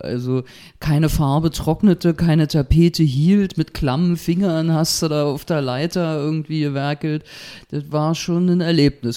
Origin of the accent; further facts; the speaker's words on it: Berlin, Germany; Kreuzberg 61, Bergmann-Kiez, wo ich auch groß geworden bin